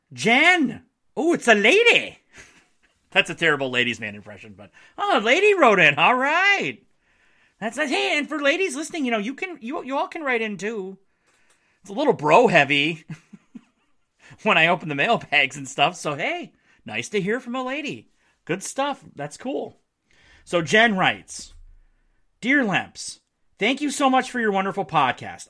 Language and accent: English; Marquette, Michigan, United States; moved away; my hometown of Marquette